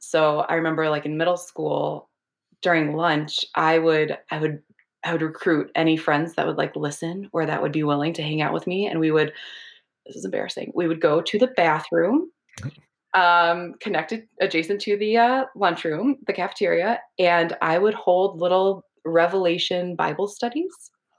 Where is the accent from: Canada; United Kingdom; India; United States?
United States; Minnesota; I was brought up in Minnesota in a very white evangelical conservative family and community.